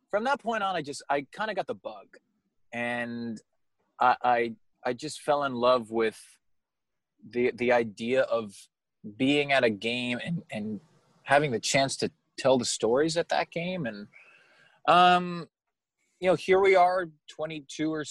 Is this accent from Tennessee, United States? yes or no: no; Long Island, New York, United States; I've kind of lost my accent, um, which is a good thing for everyone because I'm from Long Island.